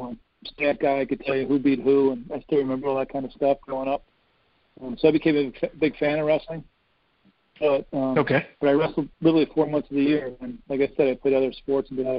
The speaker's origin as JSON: {"language": "English", "town": "Cleveland", "region": "Ohio", "country": "United States", "tie": "born or raised there", "also_born_or_lived": "Chicago, Illinois", "said": "When I was probably in kindergarten, my parents moved to Cleveland."}